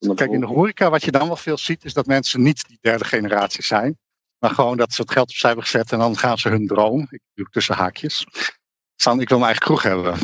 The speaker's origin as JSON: {"language": "Dutch", "country": "Netherlands"}